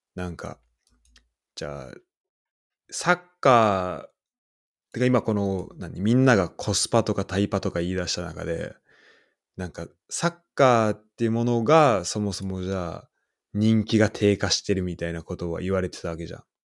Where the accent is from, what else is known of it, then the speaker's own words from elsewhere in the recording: Saitama, Japan; moved away; 俺ら二人、浦和出身で